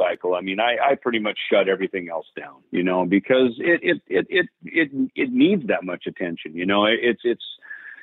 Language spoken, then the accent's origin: English; Jackson, Minnesota, United States; moved away; my hometown of Jackson, Minnesota